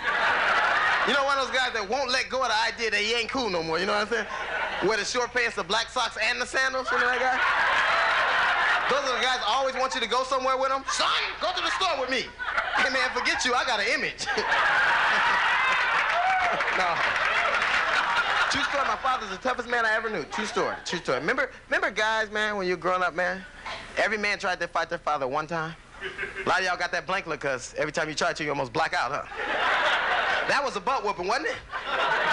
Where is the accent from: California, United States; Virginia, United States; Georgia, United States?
California, United States; Los Angeles; I grew up in Los Angeles in a gang